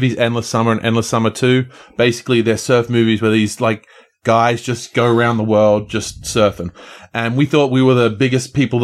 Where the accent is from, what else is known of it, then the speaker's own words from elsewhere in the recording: Australia; growing up in Australia